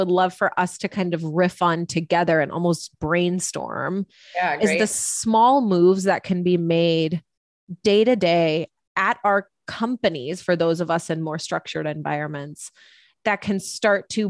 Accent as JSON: {"language": "English", "country": "United States", "tie": "born or raised there", "said": "I am an Indian woman. I was the first person in my family to ever be born in America"}